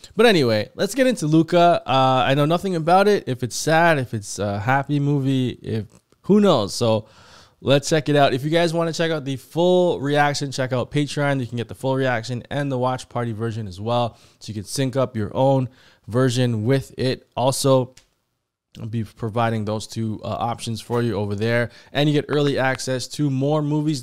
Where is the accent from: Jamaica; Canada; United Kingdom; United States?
Canada; I'm from Canada